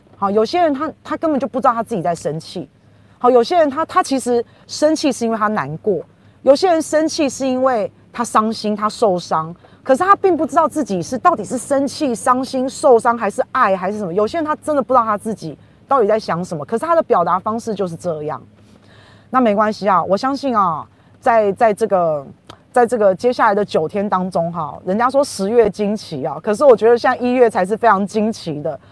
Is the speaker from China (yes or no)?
no; Taiwan; 我们台湾人越来越越清楚了耶